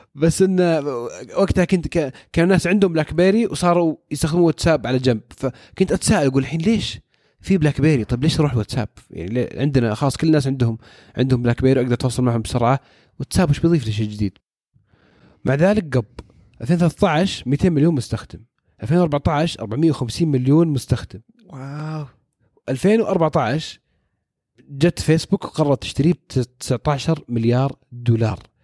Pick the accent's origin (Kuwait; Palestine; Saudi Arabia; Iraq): Saudi Arabia; عندنا في السعودية